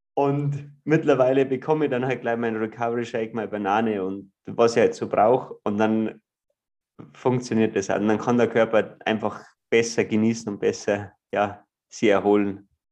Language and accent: German; Ruhpolding, Bavaria, Germany; ich bin äh, aus Ruppolding im Süden von Bayern groß geworden, an einem Skilift aufgewachsen